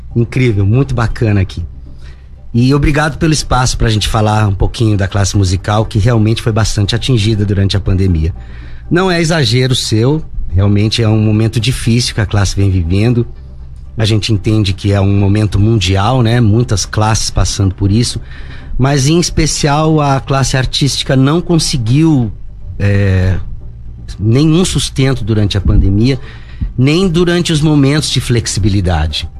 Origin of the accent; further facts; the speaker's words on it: São José, Brazil; sou nascido aqui em São José, comecei na noite, no final da década de 80